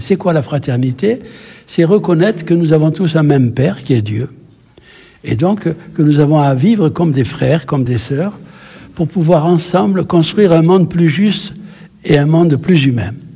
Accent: Algeria; now in France; je suis originaire d'Algérie

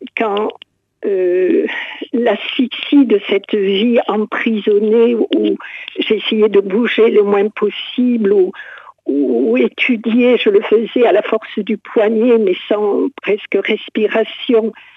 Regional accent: Montauban, Occitania, France; je suis originaire de Montauban

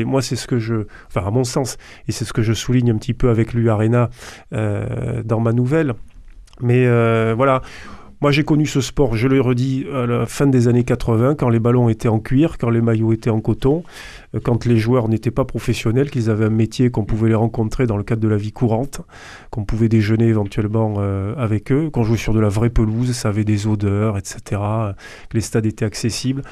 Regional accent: Toulouse, Occitania, France; en tant que Toulousain

